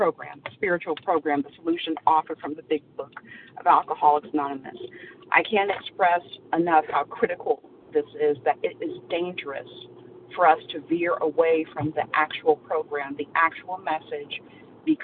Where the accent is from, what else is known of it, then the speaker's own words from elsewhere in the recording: Central Florida, United States; I'm from Central Florida